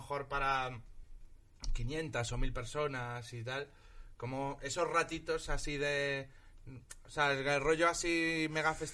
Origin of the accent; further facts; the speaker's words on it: Galicia, Spain; En Galicia hay varios. Había uno que ya no existe, se llama V de Balarés, que era cerca de mi pueblo.